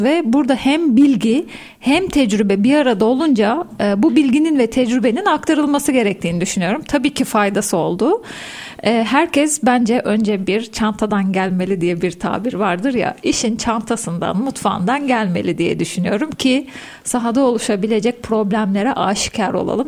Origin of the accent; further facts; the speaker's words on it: Soma, Manisa, Turkey; 1979 Manisa Soma doğumluyum